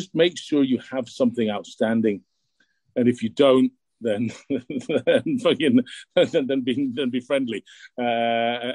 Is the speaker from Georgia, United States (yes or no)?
no; DuBois, Pennsylvania, United States; I grew up in Pennsylvania. I was in the bowling league there as well.